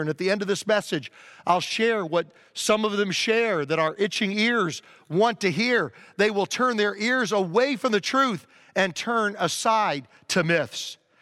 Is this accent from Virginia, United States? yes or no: yes; Virginia, United States; I grew up in Virginia